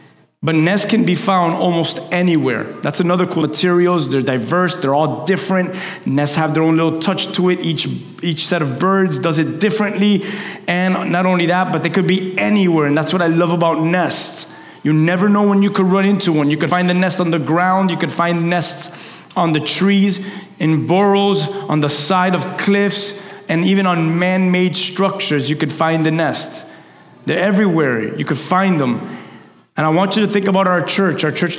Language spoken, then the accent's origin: English; Key West, Florida, United States; I used to have a game with my sister when we're from Key West. And whenever we would go visit our family in Key West, we would drive down.